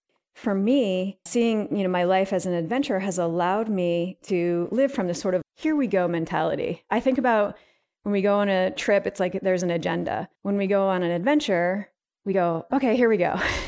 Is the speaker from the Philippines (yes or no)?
no; Vermont, United States; So I grew up in Northern Vermont and I was in a really rural area in the Northeast Kingdom.